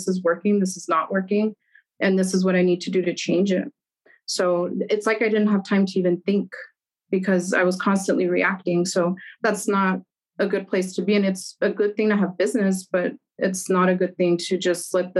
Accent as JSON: {"language": "English", "country": "Germany", "tie": "born or raised there", "lives_now": "El Paso, United States", "said": "So there's also like that personal part where I grew up in Germany."}